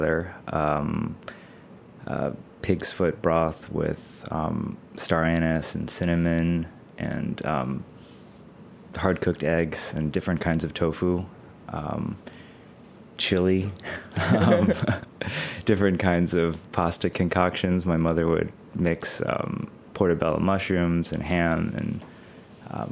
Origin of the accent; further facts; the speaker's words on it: Hartford, Connecticut, United States; I grew up in suburban Hartford, Connecticut